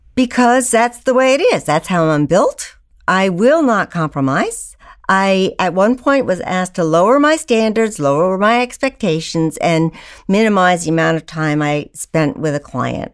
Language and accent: English; Old Bennington, Vermont, United States; I grew up in Old Bennington, Vermont, in a family of seven educators